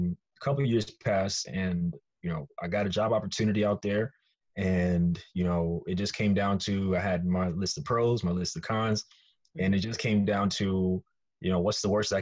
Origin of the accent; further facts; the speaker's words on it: New York City, New York, United States; moved away as an adult; now in Inglewood, United States; grew up in Brooklyn, New York